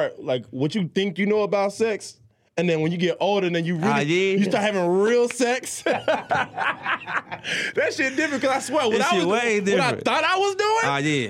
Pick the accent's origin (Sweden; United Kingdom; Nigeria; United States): United States; Florida; also born or lived in Jamaica; Nah, I'm from Florida.